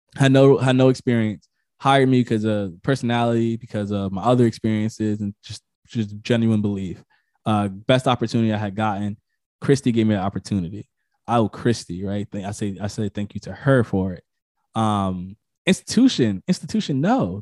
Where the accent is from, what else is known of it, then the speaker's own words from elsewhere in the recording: Connecticut, United States; I'm from Connecticut